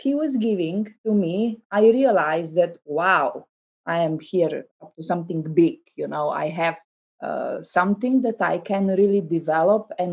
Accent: Slovenia; English is a second language; I couldn't speak any English because I learned German. I grew up very close to Austrian border

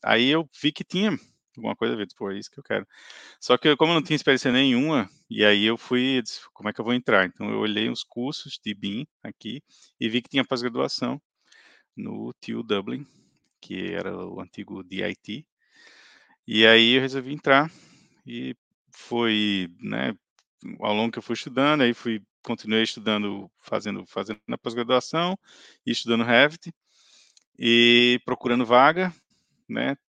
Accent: Natal, Rio Grande do Norte, Brazil; moved away as an adult; now in Ireland; eu sou de Natal. Eu cheguei aqui na Irlanda em maio de 2018

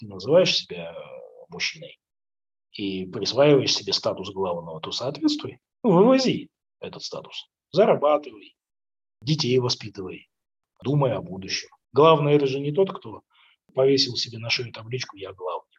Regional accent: Kazakhstan; я казах

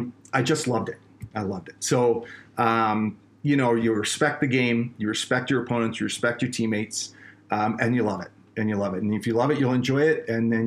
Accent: Colorado, United States; These guys are from Canada. We're from Colorado.

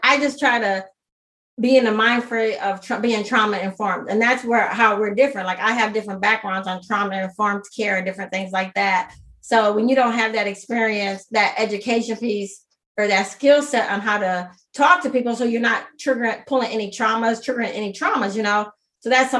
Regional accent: Minnesota, United States; I'm born and raised in Minnesota.

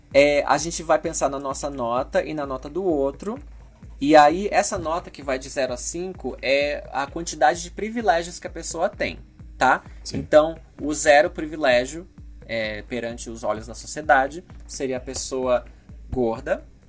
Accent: Brazil; moved away as an adult; now in United States; eu não estar tá mais no Brasil há alguns anos

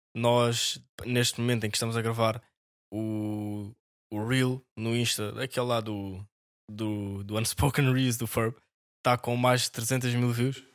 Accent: Amadora, Lisbon, Portugal; nós somos da Amadora, por isso é o clube da nossa cidade

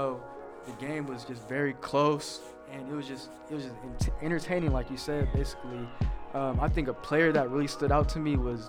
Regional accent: San Francisco, California, United States; moved away; I'm a junior from San Francisco, California

